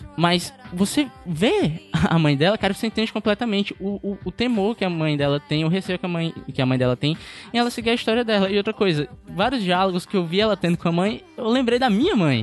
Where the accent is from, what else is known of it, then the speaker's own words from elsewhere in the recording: Pacatuba, Ceará, Brazil; eu tenho 22 anos, eu passei praticamente 22 anos da minha vida na Pacatuba